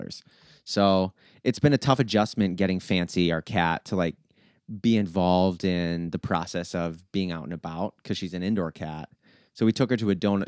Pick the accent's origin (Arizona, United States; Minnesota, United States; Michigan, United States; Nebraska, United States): Minnesota, United States; Willmar; I grew up in Willmar, which is a small town about 2 hours west of Minneapolis.